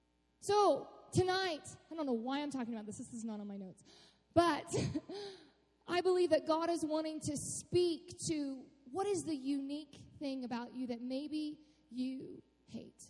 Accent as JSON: {"language": "English", "town": "Austin", "region": "Texas", "country": "United States", "tie": "born or raised there", "also_born_or_lived": "Cleburne, Texas", "said": "I grew up in Austin, Texas, which is it's a pretty sweet city."}